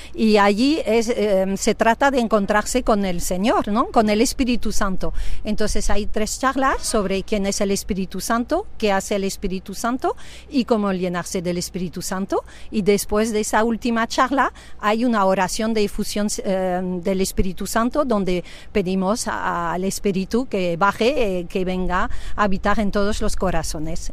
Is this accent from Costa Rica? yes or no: no; France; moved away as an adult; now in Spain; soy francesa, pero afincada aquí en España, casado con un español, pues desde 34 años